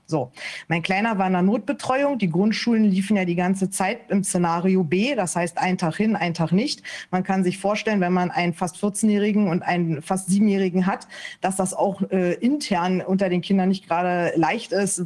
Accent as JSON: {"language": "German", "region": "Berlin", "country": "Germany", "tie": "born or raised there", "also_born_or_lived": "Lower Saxony", "moved": "as an adult", "lives_now": "Hanover Region, Germany", "said": "Ich bin eigentlich gebürtige Berlinerin und sind dann erst hier nach Niedersachsen gezogen."}